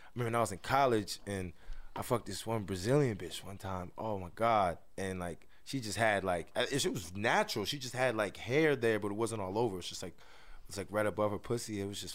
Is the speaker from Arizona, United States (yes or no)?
no; Albany, New York, United States; now in Bronx, United States; I'm from Albany.